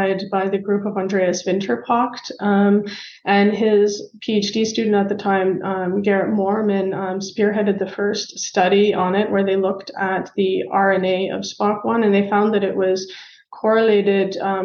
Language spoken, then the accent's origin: English; Canada; moved away as an adult; also born or lived in London, Ontario, Canada; now in Germany; I am Canadian